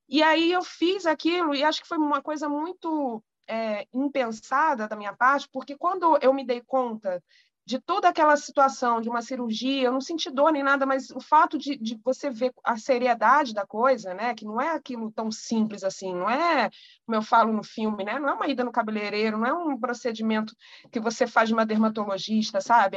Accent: Rio de Janeiro, Brazil; eu sou do Rio de Janeiro

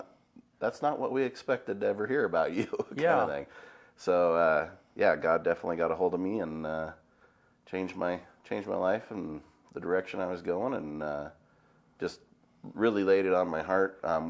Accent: La Grande, Oregon, United States; I grew up right here in LeGrand, so Kyle and I played sports together as kids in grade school and all that kind of stuff, and peewee football and different things, and I mean, love LeGrand, love growing up here

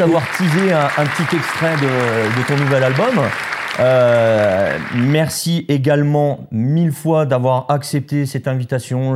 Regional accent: France; on est français

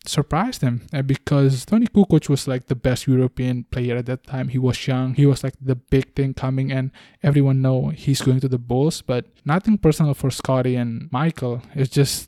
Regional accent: Bali, Indonesia; I was raised in Bali

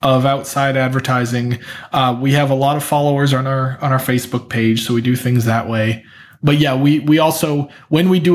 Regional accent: Portland, Maine, United States; moved away as an adult; also born or lived in Boston; now in Oakland, United States; I grew up just outside of Portland, Maine

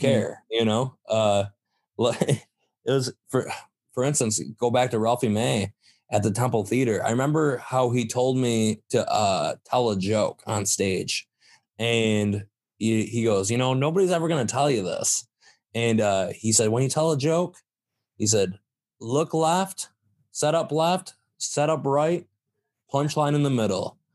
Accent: Saginaw, Michigan, United States; I'm from Saginaw

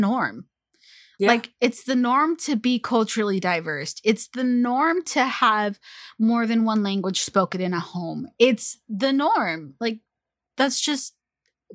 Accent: California, United States; I was born in California

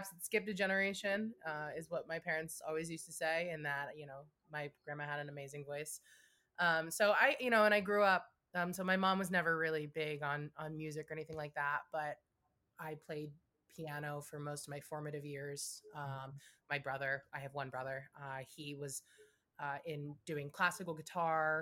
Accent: New York, United States; now in Los Angeles, United States; I grew up in New York for most of my life

